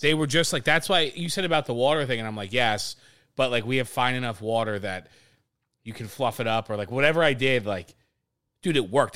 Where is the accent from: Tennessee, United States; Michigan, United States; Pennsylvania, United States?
Pennsylvania, United States; Harleysville; moved away as an adult; also born or lived in Hackettstown, New Jersey; now in Philadelphia, United States; growing up in Harleysville and, like, where we grew up